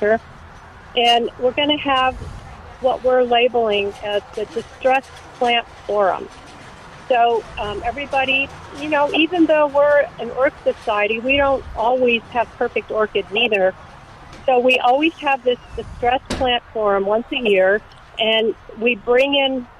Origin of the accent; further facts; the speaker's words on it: San Diego, California, United States; now in San Antonio, United States; I'm from San Diego